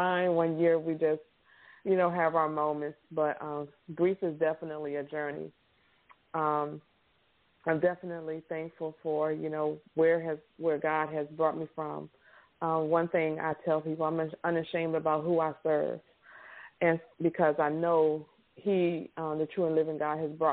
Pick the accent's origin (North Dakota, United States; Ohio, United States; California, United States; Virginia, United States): Virginia, United States; now in Louisiana, United States; I'm from Virginia originally. I live in Louisiana.